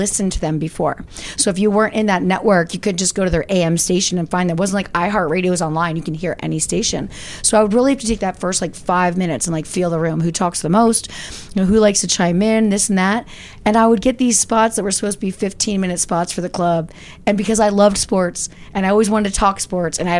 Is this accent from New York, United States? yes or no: no; Easton, Pennsylvania, United States; I grew up in Easton, Pennsylvania, very small town